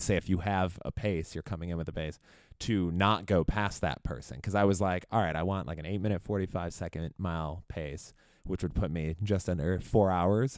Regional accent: Chicago, Illinois, United States; I grew up in Chicago area

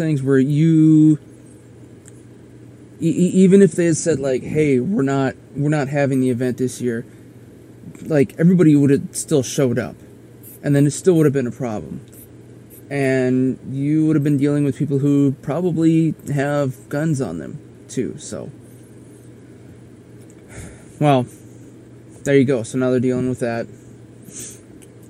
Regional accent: South Dakota, United States; we had the motorcycle rally in my home state

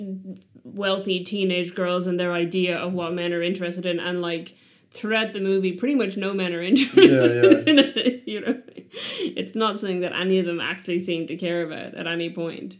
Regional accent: Ireland; in Ireland, we just have primary school and then we have secondary school

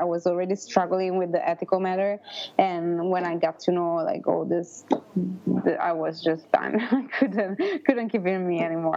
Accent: northern Italy, Italy; moved away as an adult; also born or lived in Los Angeles, United States; I'm from originally from Italy, northern Italy, and I moved to America

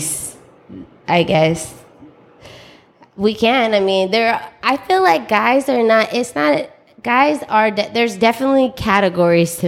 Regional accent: San Francisco, California, United States; I was born in San Francisco.

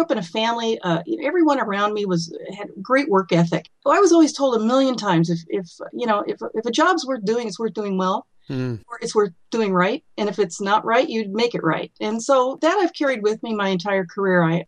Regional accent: Burbank, California, United States; I was born in Southern California and grew up in Burbank, California

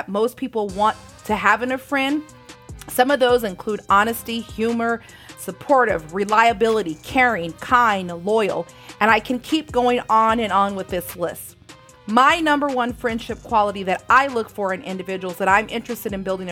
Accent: San Bernardino, California, United States; where I lived in San Bernardino, California

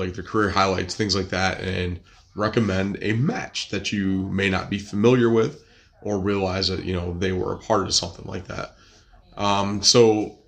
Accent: upstate New York, United States; my hometown in upstate New York

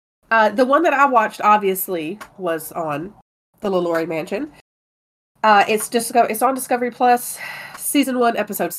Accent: Mobile, Alabama, United States; Oh, I'm from Mobile.

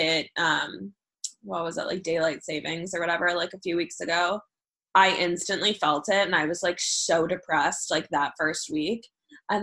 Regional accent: Cleveland, Ohio, United States; moved away as an adult; now in Chicago, United States; I'm originally from Cleveland, Ohio, and everyone stays in Cleveland.

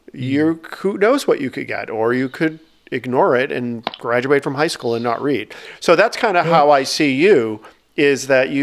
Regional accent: outside of Boston, Massachusetts, United States; my high school that I grew up outside of Boston

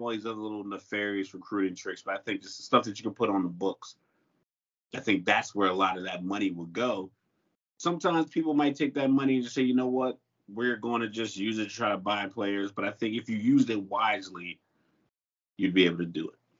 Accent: Miami, Florida, United States; I'm from Miami

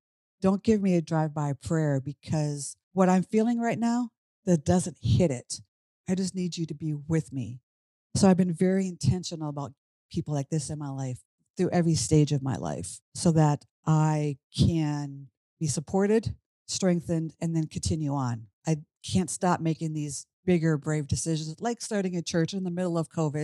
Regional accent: Minnesota, United States; moved away as an adult; now in Washington, D.C., United States; I grew up in Minnesota. I'm now in Washington, D.C.

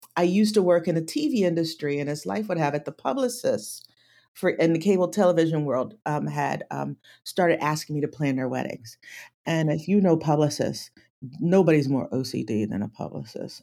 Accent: Atlantic City, New Jersey, United States; I grew up in Atlantic City

